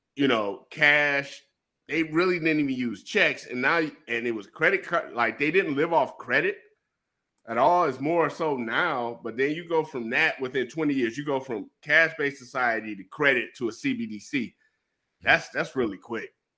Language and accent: English; Detroit, Michigan, United States; also born or lived in Japan; I'm from Detroit